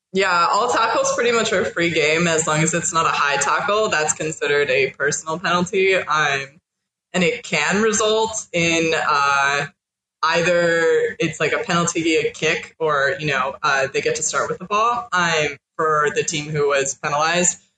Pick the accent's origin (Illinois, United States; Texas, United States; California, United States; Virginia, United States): California, United States; Northern; moved away as an adult; now in New Orleans, United States; I'm originally from Northern California